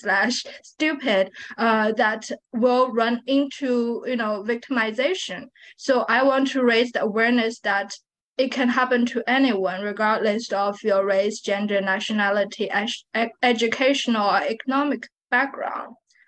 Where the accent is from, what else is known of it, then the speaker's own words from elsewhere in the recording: Shanghai, China; now in Texas, United States; I was born and raised there